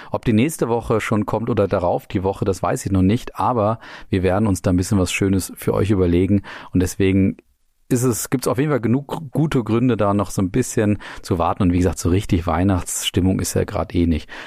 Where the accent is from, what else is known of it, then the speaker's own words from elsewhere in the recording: Nuremberg, Bavaria, Germany; Die Stadtwette war auch dabei, was ja für uns als Nürnberger ganz entscheidend war.